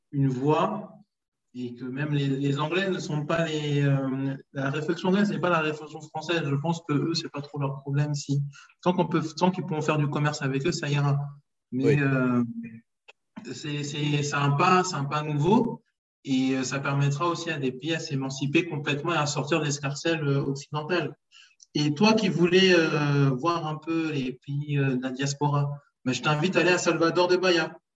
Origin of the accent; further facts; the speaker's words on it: Republic of the Congo; on se rendra compte en tant que Congolais, en tant qu'Africain, que euh, être Congolais, c'est pas seulement se dire je vis entre Brazzaville et Pointe-Noire